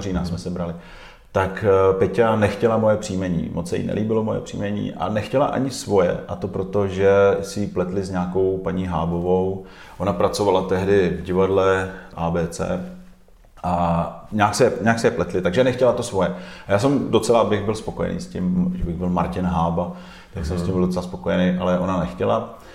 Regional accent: Zlín, Zlín Region, Czechia; also born or lived in Kroměříž; now in Prague, Czechia; já jsem se narodil v Kroměříži, a pak jsem několik let žil v tehdejším Gotwaldově.

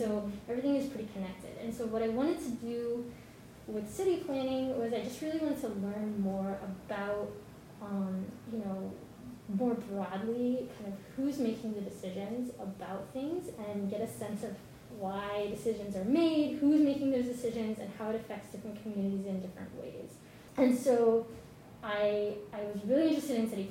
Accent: Dallas-Fort Worth area, Texas, United States; moved away; I'm originally from Texas, and from where I lived, there's a lot of pavement, a lot of highways, not a whole lot else going on. So I'm from the Dallas-Fort Worth area.

